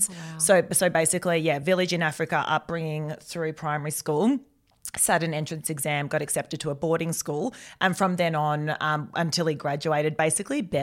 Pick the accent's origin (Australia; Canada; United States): Australia; Melbourne, Victoria; Born in Melbourne. Uh, parents are so Dad was born in a village in Africa, in Nigeria.